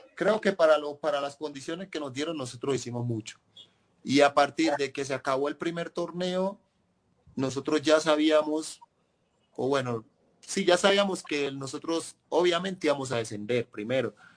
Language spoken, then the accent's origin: Spanish; Riosucio, Chocó, Colombia; moved away as an adult; now in Huancayo, Peru; Yo soy de Río ah, Chocó. no soy de Caldas